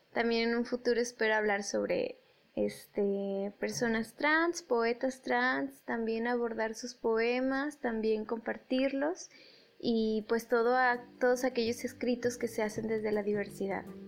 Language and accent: Spanish; Mexico; aquí en, aquí en mi país